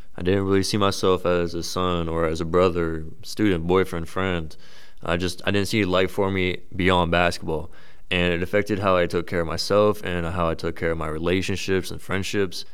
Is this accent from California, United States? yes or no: no; Frisco, Texas, United States; moved away as an adult; now in Worcester, United States; I'm actually originally from Frisco, Texas, which is about fifteen hundred miles away, so I'm a little far from home